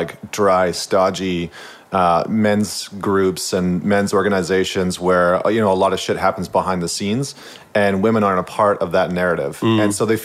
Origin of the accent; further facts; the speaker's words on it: St. Albert, Alberta, Canada; moved away as an adult; now in Vancouver, Canada; I'm actually from central Alberta. So I grew up in St. Albert, which is just outside of Edmonton